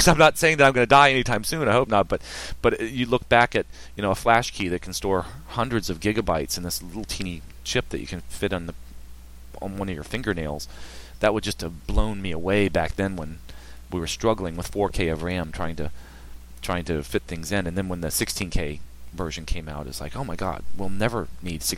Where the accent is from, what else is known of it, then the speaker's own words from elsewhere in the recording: Richmond, Virginia, United States; now in Hampton Roads, United States; I'm from Richmond